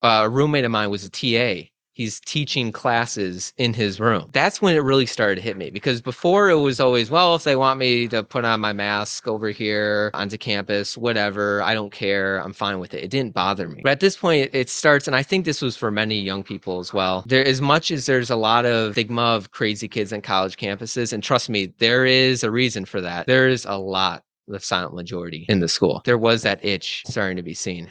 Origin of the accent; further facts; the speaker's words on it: Illinois, United States; now in Duluth, United States; I'm from Illinois